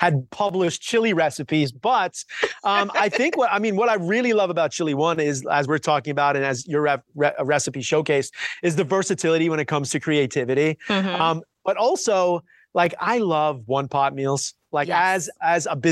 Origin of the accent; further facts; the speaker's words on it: New York, United States; now in Southern California, United States; a native New Yorker